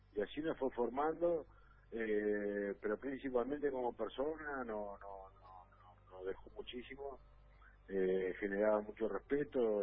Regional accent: Artigas, Uruguay; moved away as an adult; also born or lived in Paris, France / Argentina; el norte, de donde soy yo, que viste que hacemos frontera con Brasil y todo

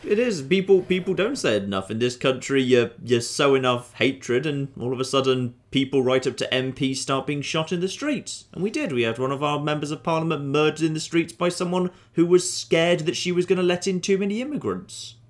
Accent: United Kingdom; I'm a British citizen by birth, but I'm half Canadian by blood

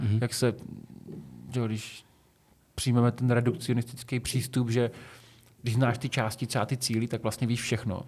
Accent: Šumperk, Olomouc Region, Czechia; jsem běhal u nás v Šumperku

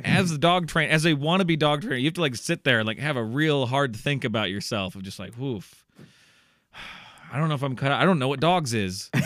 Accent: Iowa, United States; I'm from Iowa. It's very methy here also

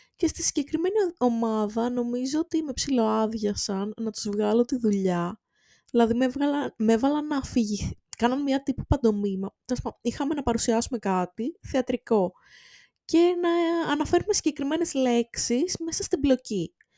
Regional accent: Volos, Thessaly, Greece; είμαι από το Βόλο

